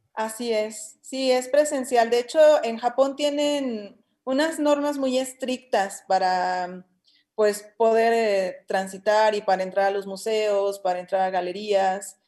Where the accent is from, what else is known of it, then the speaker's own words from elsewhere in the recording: Torreón, Coahuila, Mexico; now in Guanajuato, Mexico; hay unos que ya nos adoptó Guanajuato, como a mí, porque yo soy de Torreón, Coahuila